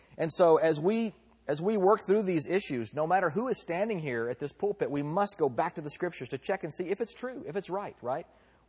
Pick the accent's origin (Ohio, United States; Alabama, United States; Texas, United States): Texas, United States; now in California, United States; I am proud. And I'm also proud to be a Texan as well. And I should leave my foreign, I'm now a Californian as well, I guess.